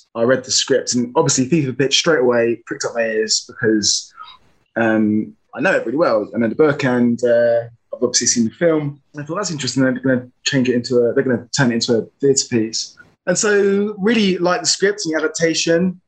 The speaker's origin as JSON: {"language": "English", "region": "London", "country": "United Kingdom", "said": "I'm an actor from South London"}